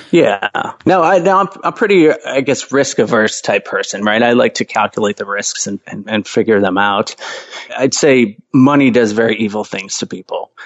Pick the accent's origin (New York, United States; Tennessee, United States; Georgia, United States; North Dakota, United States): Georgia, United States; Atlanta; I grew up in the suburbs of Atlanta, actually, you know, never really uh, left the country until after college